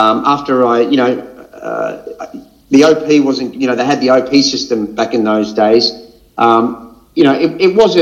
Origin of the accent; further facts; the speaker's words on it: Brisbane, Queensland, Australia; So I was born and raised in Brisbane, Greek Australian upbringing